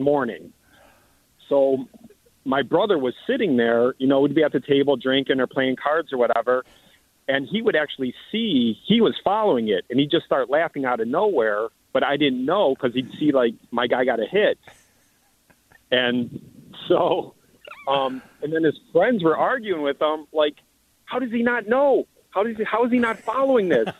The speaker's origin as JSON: {"language": "English", "town": "Cleveland", "region": "Ohio", "country": "United States", "said": "we're from Cleveland"}